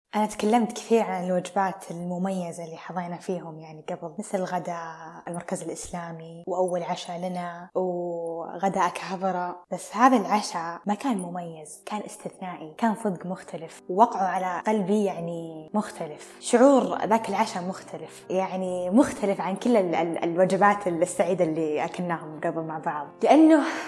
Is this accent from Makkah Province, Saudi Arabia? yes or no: no; Al-Qassim, Saudi Arabia; اني قصيميه